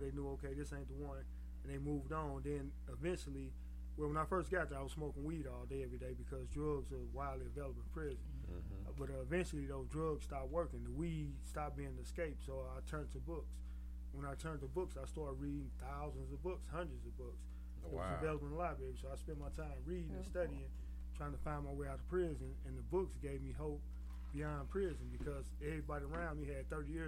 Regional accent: St. Louis, Missouri, United States; I grew up in poverty in St. Louis City

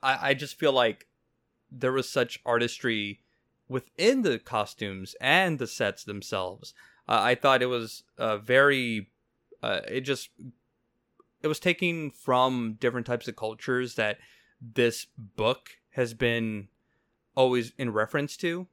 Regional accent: Mexico; I'm Mexican, so I can't excuse my my accent.

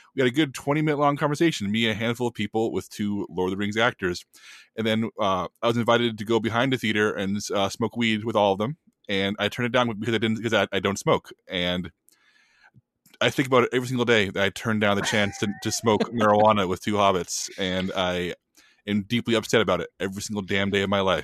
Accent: San Antonio, Texas, United States; I'm from San Antonio

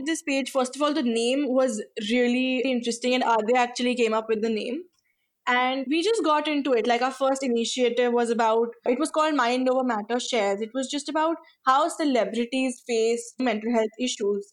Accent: New Delhi, Delhi, India; We are from New Delhi.

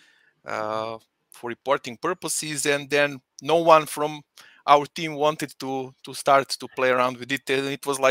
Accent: Belgrade, Serbia; moved away as an adult; now in Salzburg, Austria; I'm originally from Belgrade in Serbia, but I live in really fun, wonderful, beautiful city of Salzburg in Austria for last almost 6 years.

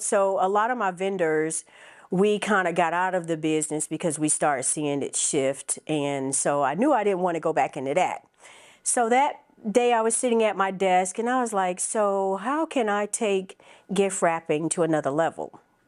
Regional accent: Phoenix, Arizona, United States; now in South Fulton, United States; I'm originally from Phoenix, Arizona, Army brat. My family relocated to Fayetteville, Georgia.

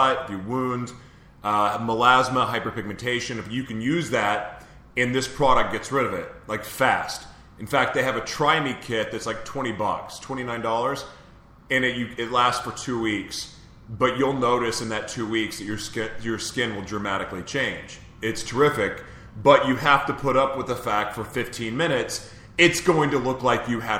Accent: Oklahoma, United States; now in San Diego, United States; I'm from Oklahoma

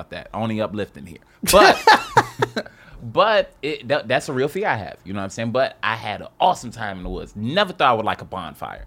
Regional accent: New York City, New York, United States; I'm a New Yorker to my heart

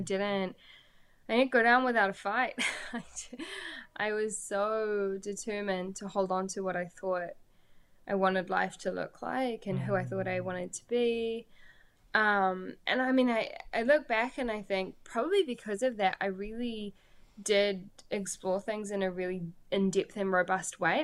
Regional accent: Pukekohe, Auckland, New Zealand; I, am from Pukekohe, so if you don't know where Pukekohe is, type it into Google and be incredibly underwhelmed. Um, but I love my little hometown

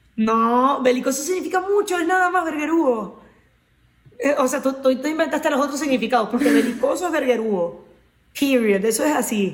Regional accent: Carora, Lara, Venezuela; venezolana, caroneña, de mi pueblo

